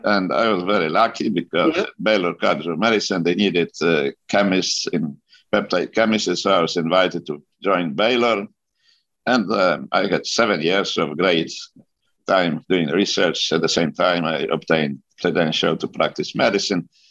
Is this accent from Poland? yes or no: yes; Poland; moved away as an adult; now in United States; I was born in Poland during a German occupation. So I survived German occupation, then Soviet occupation, Finally, I graduated from uh, medical university.